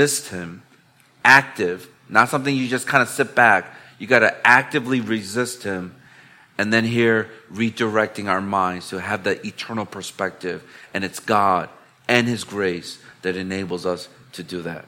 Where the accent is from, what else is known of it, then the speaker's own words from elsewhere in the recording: Chicago, Illinois, United States; now in Hong Kong; I'm from the Windy City, which is Chicago back in the United States